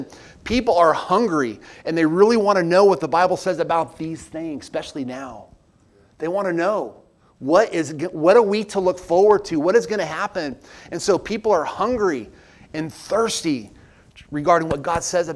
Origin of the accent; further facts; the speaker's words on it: Southern California, United States; now in Pigeon Forge, United States; I grew up out west in Southern California